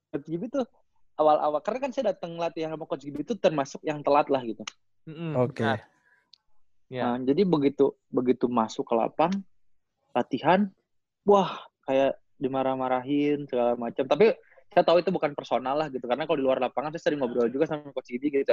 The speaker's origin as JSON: {"language": "Indonesian", "region": "West Java", "country": "Indonesia", "said": "ini kita orang Sunda gitu kan?"}